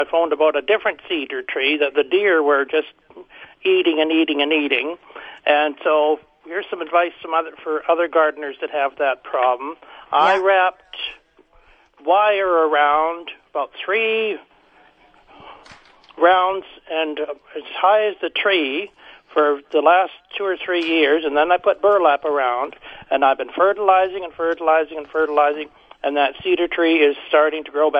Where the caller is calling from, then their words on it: Gladstone, Manitoba, Canada; Good morning. I'm calling from Gladstone, Manitoba.